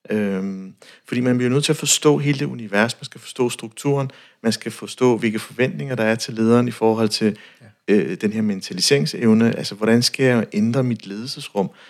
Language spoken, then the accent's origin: Danish; North Jutland, North Denmark Region, Denmark